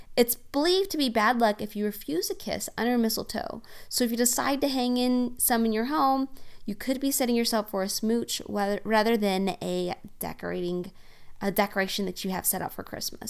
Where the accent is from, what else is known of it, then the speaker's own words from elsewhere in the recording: Oklahoma, United States; accent: Oklahoma; my awesome Oklahoma accent